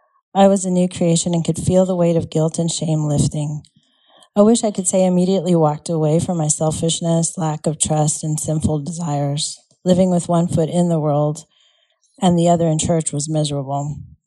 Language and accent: English; El Paso, Texas, United States; For the most part, I grew up in El Paso. This is where my dad was stationed for the last time as he retired from the Army.